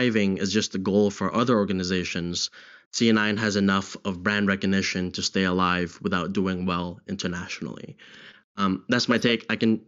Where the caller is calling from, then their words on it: London, United Kingdom; Hi, I'm calling from London, United Kingdom.